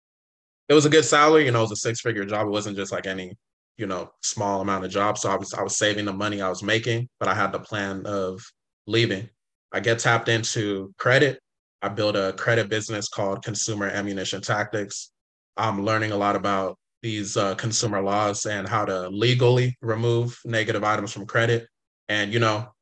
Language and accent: English; California, United States; also born or lived in Inglewood, California / San Diego, California; I grew up in California. I was born in Inglewood, California.